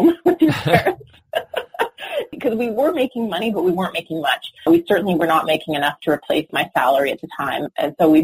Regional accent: Canada; moved away as an adult; now in Los Angeles, United States; I'm Canadian. I actually just moved to Los Angeles

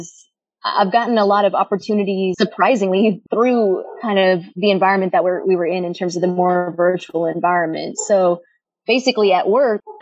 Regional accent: Houston, Texas, United States; born and raised in Houston.

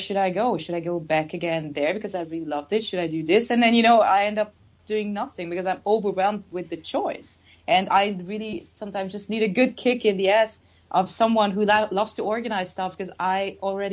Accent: Germany; now in Budapest, Hungary; where I grew up in Germany was a small town with, you know, cows

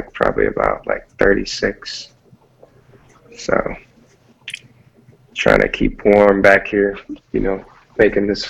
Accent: Michigan, United States; moved away as an adult; also born or lived in California; I'm originally from Michigan, and then I moved to California and in pursuit of a career in music.

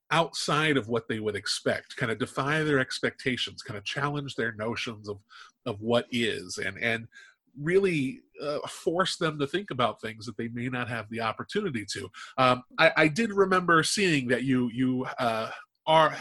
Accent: Omaha, Nebraska, United States; now in South Dakota, United States; I was born in Omaha, Nebraska

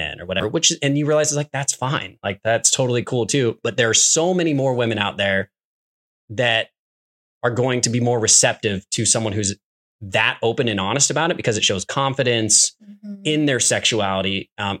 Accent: Midwest, United States; being an American kid growing up in the Midwest

